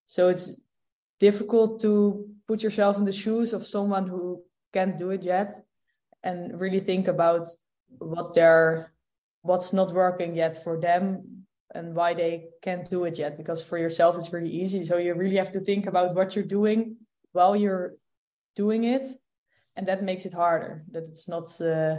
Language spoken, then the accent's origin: English; Netherlands; born or raised there